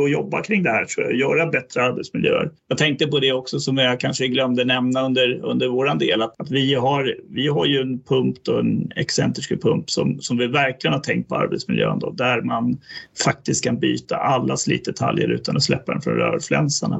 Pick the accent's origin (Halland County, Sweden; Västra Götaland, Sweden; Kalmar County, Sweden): Västra Götaland, Sweden; Västergötland; som gammal västgöte jag är